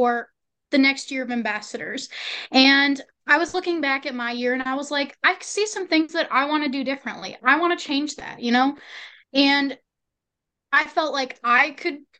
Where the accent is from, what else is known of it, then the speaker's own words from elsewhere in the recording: Sibley County, Minnesota, United States; from Sibley County